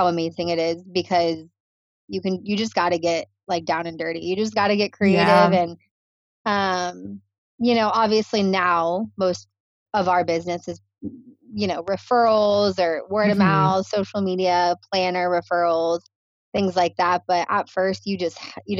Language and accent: English; Naples, Florida, United States; moved away as an adult; now in Hawaii, United States; Love my hometown. Shout out to Naples.